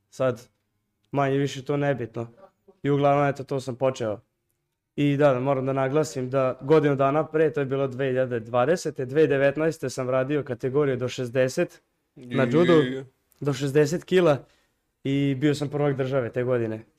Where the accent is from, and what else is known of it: Serbia